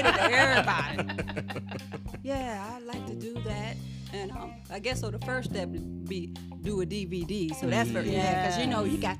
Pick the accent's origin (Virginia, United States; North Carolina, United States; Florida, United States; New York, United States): Virginia, United States; Brunswick County; But no, I'm not from Philadelphia. I'm from Virginia.